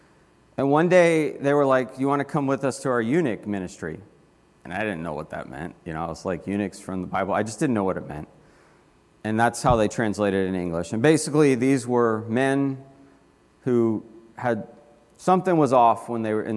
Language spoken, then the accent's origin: English; Florida, United States; I grew up in Florida